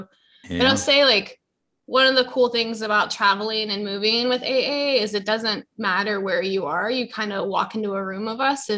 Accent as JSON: {"language": "English", "region": "Virginia", "country": "United States", "also_born_or_lived": "Richmond, Virginia", "said": "I'm an alcoholic from Virginia."}